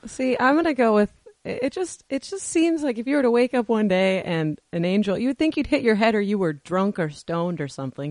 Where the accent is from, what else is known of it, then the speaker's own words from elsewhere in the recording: Washington, United States; moved away; We are from Washington originally